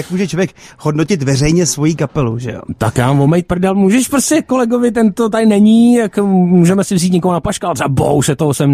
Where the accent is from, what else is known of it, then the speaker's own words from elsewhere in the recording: Liberec, Liberec Region, Czechia; Hele, je to tak, žiju v Liberci. Já jsem z Liberce, cesta byla daleká